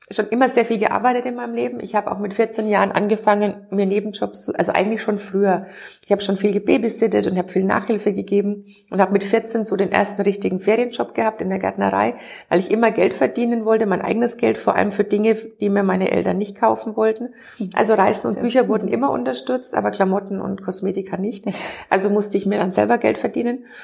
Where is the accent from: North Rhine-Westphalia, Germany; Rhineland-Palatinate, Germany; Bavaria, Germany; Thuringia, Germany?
Bavaria, Germany; immer noch Bayern beziehungsweise Franken. Ich wohne immer noch in dem gleichen